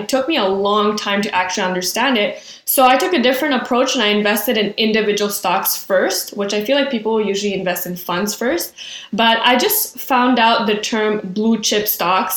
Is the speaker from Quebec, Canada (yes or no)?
yes; Quebec, Canada; I'm from Quebec. We finished high school at 17. And then from the ages of 17 to 19, we go to CEGEP